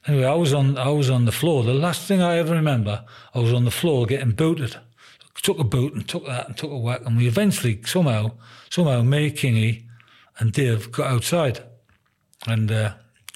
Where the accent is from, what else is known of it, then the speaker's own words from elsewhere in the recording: Sunderland, North East England, United Kingdom; moved away; I was a proud man when I signed for Sunderland. I mean, my team, my hometown